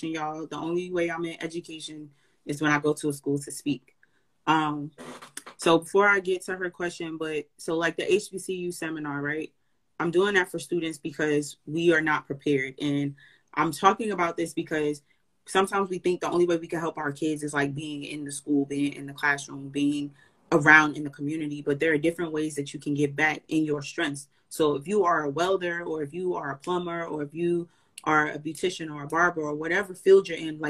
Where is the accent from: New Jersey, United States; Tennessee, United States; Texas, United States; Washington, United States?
New Jersey, United States; I'm from Jersey too